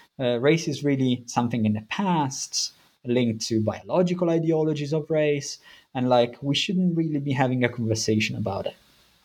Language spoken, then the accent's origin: English; Italy; English is a second language; moved away as an adult; now in United Kingdom; I'm originally from Italy. I did my BA and a master's in Italy, and then I've been living in the UK for around 10 or a bit more years.